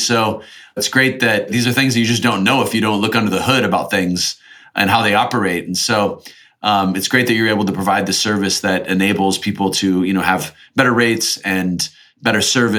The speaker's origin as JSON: {"language": "English", "country": "United States", "said": "I'm an American."}